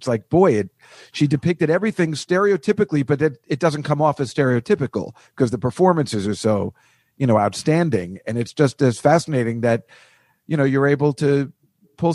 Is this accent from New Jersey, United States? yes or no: yes; New Jersey, United States; I grew up in New Jersey